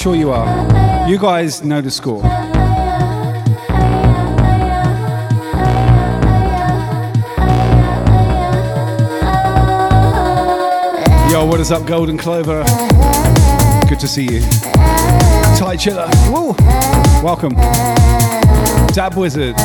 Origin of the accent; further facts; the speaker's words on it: Southampton, South East England, United Kingdom; moved away as an adult; also born or lived in Northampton / Melbourne, Australia / Hedge End; now in Brisbane, Australia; I left England almost 9 years ago, but originally from Southampton